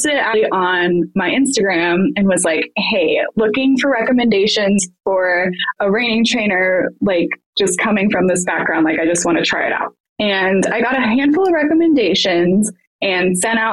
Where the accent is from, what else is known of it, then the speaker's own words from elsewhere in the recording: Colorado, United States; I grew up in Colorado